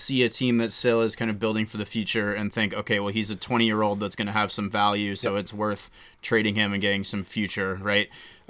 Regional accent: Midwest, United States; moved away; I come from the Midwest

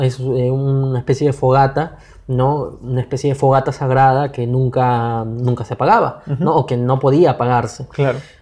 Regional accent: Peru; nosotros como peruanos

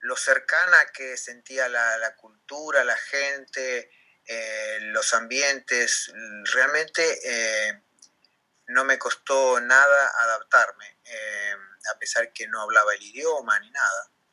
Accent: Comodoro Rivadavia, Chubut, Argentina; moved away as an adult; now in Rome, Italy; yo pensé que estaba tres meses acá en Italia, volvía a mi vida normal en, Comodoro

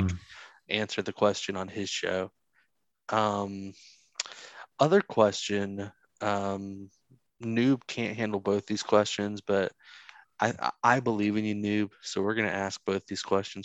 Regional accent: the South, United States; I'm from the South

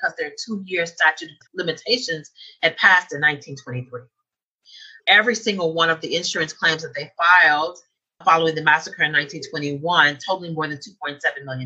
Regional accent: Tulsa, Oklahoma, United States; I was born and raised in Tulsa.

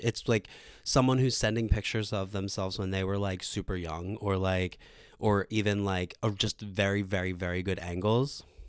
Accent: Philadelphia, Pennsylvania, United States; I grew up in Northeast Philly

